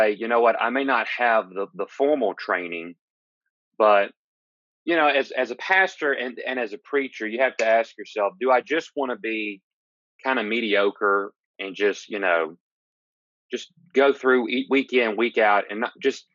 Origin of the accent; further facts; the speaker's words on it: Gulfport, Mississippi, United States; I'm originally from Gulfport, Mississippi